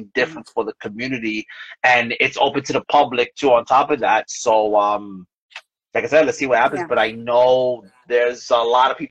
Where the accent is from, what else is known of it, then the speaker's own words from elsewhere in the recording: New York City, New York, United States; moved away as an adult; now in Bayonne, United States; I'm originally from Brooklyn, New York.